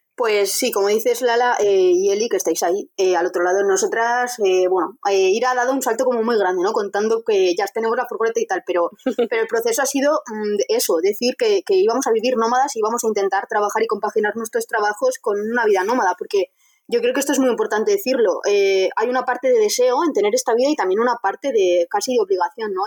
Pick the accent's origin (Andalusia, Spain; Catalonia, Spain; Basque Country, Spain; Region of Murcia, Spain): Basque Country, Spain; Vitoria-Gasteiz; Yo soy de Vitoria